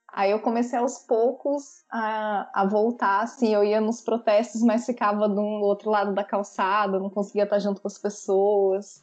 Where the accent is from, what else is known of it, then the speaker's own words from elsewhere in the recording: São Paulo, Brazil; now in Salvador, Brazil; Sou sotero paulistana, nascida em São Paulo, moro em Salvador, na Bahia